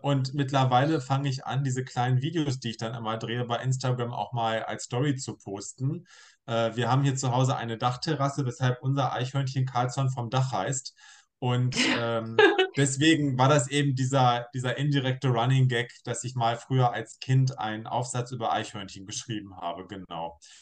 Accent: Braunschweig, Lower Saxony, Germany; moved away as an adult; also born or lived in Hildesheim; now in Hannover, Germany; ich gebürtiger Braunschweiger bin, der aber in Hannover lebt und arbeitet

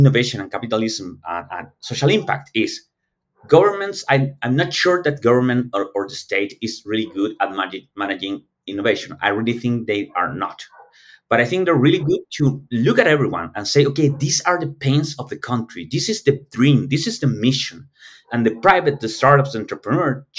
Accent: Chile

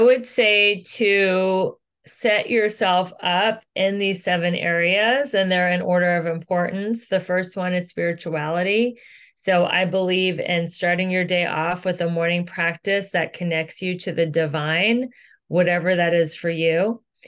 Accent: Cincinnati, Ohio, United States; moved away as an adult; now in Los Angeles, United States; I am originally from Cincinnati, Ohio. I moved to Los Angeles about twenty years ago

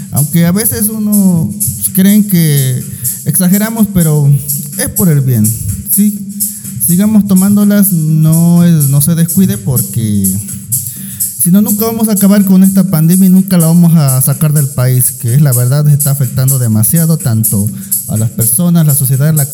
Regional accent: Los Tuxtlas, Veracruz, Mexico; Un saludo para mi tierra allá en los Tuxtlas, allá en Veracruz.

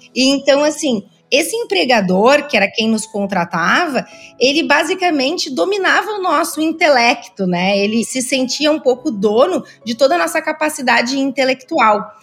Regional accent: Rio Grande do Sul, Brazil; Eu sou gaúcha, muitas das minhas empresas foram fundadas aqui no Rio Grande do Sul

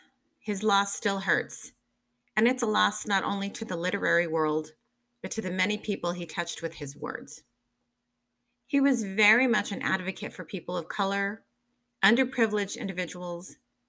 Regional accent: Albuquerque, New Mexico, United States; here in my hometown of Albuquerque

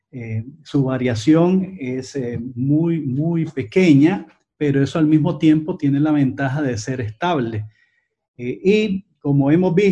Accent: Nicaragua; porque como nicaragüenses tenemos una responsabilidad de cara a construir un mejor país, de cambiarlo para que todos los nicaragüenses y no solamente una parte de ellos

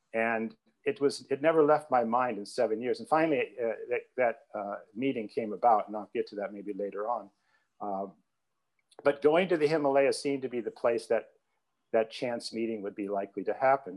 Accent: Rock Island, Illinois, United States; my hometown of Rock Island

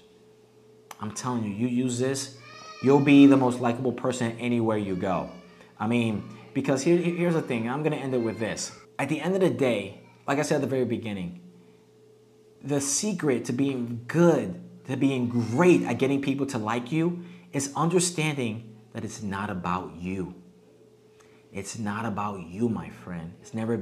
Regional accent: United States; moved away as an adult; now in Mexico; we're from the United States

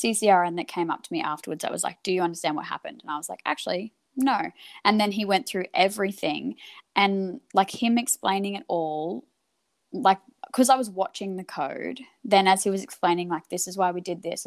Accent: Queensland, Australia; moved away as an adult; now in Melbourne, Australia; I'm originally from Queensland, and mm-hmm. I moved to Melbourne

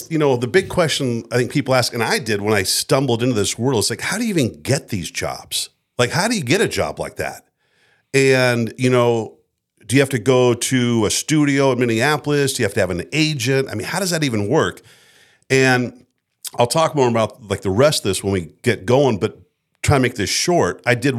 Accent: Frankfurt, Hesse, Germany; born there; also born or lived in United States; And so I spent my, you know, from being born, I was born in Frankfurt, Germany in an American hospital. For that first 18 years, you're like a gypsy.

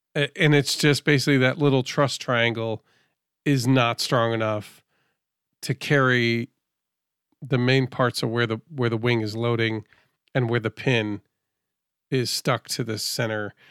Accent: Northeast, United States; I'm from the Northeast

